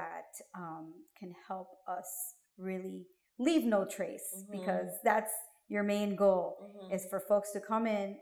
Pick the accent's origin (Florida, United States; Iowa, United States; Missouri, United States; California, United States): Florida, United States; Miami; I'm born and raised in Miami